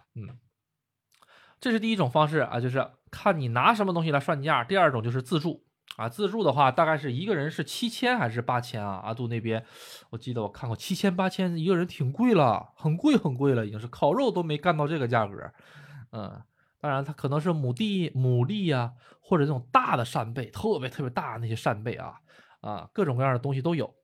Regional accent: Northeast China, China; now in Japan; 咱们东北人说的膏儿哈

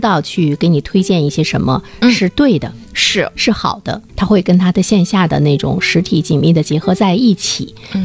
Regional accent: Dalian, Liaoning, China; 我们大连人

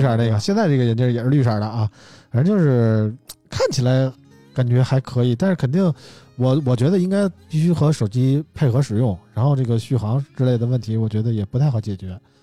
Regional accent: China; 我们身为中国人还挺骄傲的啊！

